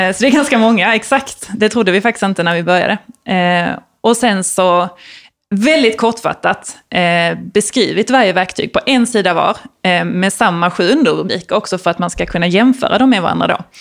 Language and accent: Swedish; Malmö, Skåne, Sweden; jag är uppvuxen i, i Malmö, eller lite utanför Malmö som man kanske hör